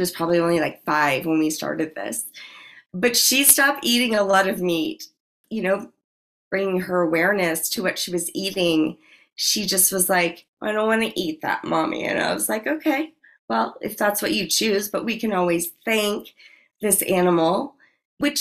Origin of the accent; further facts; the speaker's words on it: New Orleans, Louisiana, United States; I am from New Orleans